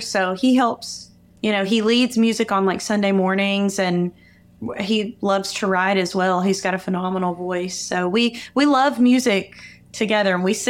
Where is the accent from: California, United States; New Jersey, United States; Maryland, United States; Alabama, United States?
Alabama, United States; Muscle Shoals; moved away as an adult; now in Nashville, United States; growing up in Muscle Shoals